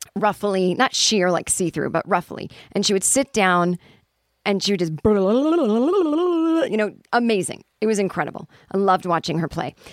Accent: United States; also born or lived in Los Angeles

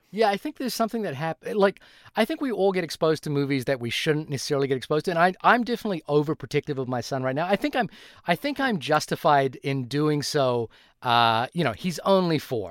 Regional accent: Fiji; moved away; also born or lived in New Zealand; I grew up in Fiji, and when I moved to New Zealand

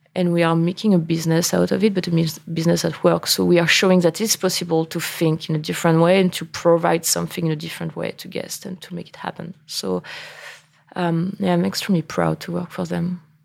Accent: Angers, Pays de la Loire, France; English is a second language; moved away as an adult; now in New York, United States; I grew up in Angers and I learned that I wanted to be in wine being in Angers

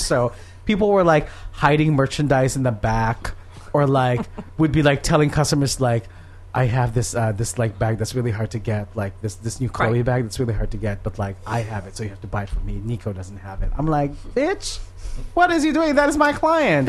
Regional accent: Philippines; now in United States; I grew up in the Philippines

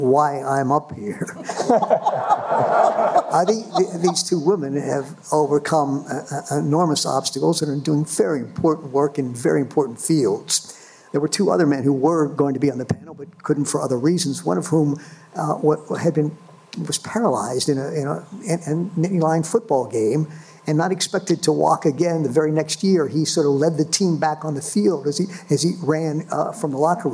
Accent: United States; I was born in the United States.

